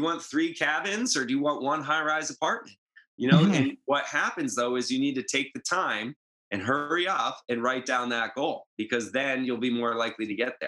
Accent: Northeast, United States; you know, I'm from the Northeast. That's a different vibe than in Southern California.

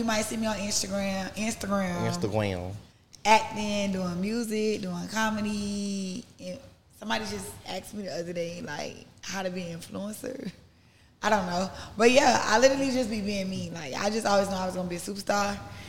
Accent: Miami, Florida, United States; I'm from Miami.

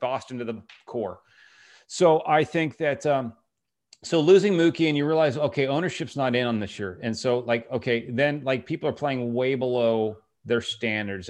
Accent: Virginia, United States; the Commonwealth of Virginia, I'm from there

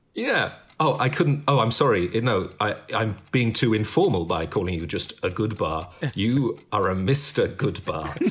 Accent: United Kingdom; I'm British

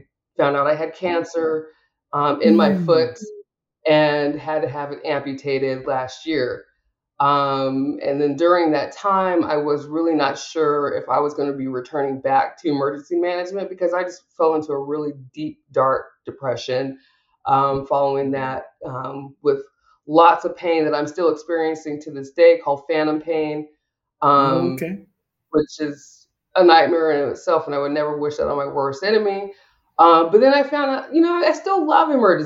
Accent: Washington, United States; I'm from Washington State

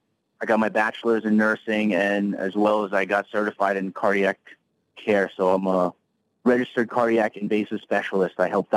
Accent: Brooklyn, New York, United States; I was born and raised in Brooklyn, New York, but I go ever since I was a kid.

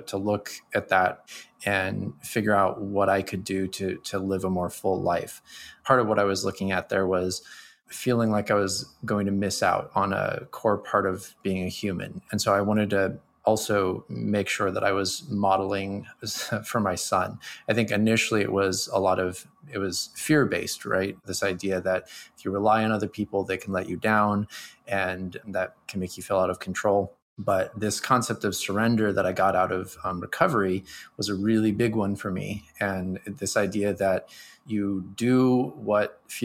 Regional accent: United States; I'm a American male raised in the 80s

